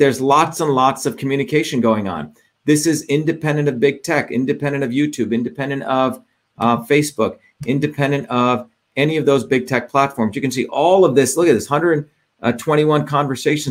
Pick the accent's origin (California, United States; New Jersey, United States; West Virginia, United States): New Jersey, United States; also born or lived in India; I grew up in New Jersey